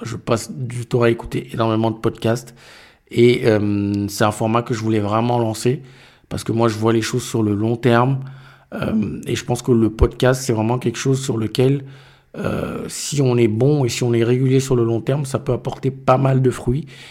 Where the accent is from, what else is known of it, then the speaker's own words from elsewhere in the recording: Cameroon; je suis du Cameroun